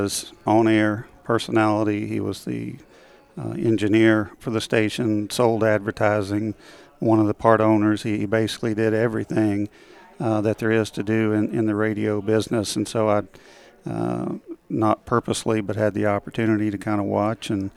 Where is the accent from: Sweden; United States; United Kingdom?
United States; Harriman, Tennessee; I grew up in the east end of the state, a little town called Harriman, about 10,000 people when I was growing up